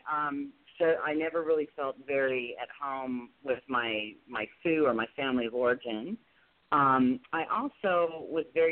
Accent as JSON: {"language": "English", "town": "Tustin", "region": "California", "country": "United States", "tie": "born or raised there", "said": "Tustin, California, pretty close to good old Disneyland. In Anaheim, we used to spend a lot of time, a lot of summers at Disneyland. So, yeah, that's where I grew up"}